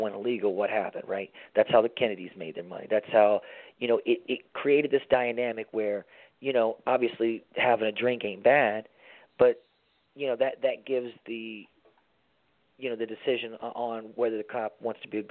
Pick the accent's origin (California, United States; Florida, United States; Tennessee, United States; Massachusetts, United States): Tennessee, United States; moved away; also born or lived in Miami; I grew up in Tennessee, my dad being a preacher